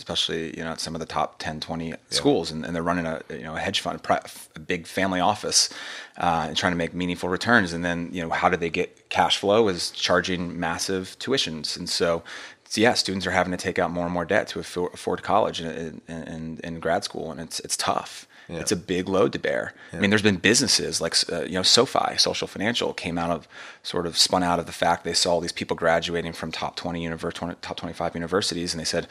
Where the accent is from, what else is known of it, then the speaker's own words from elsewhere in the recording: Montgomery Village, Maryland, United States; I came from Watkins Mill, and Watkins Mill's a tough place to go to high school. And you can look at the stats. It's a high school, a public high school in Montgomery Village, and they've had their struggles there.